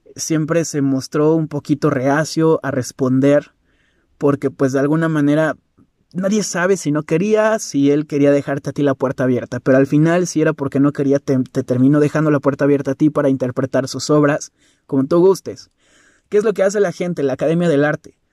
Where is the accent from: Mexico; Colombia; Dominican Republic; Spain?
Mexico; Yo como mexicano